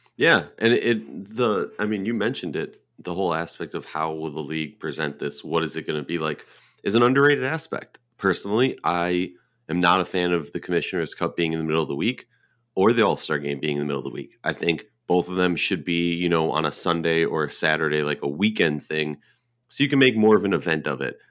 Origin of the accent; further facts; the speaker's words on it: Minnesota, United States; we're both from Minnesota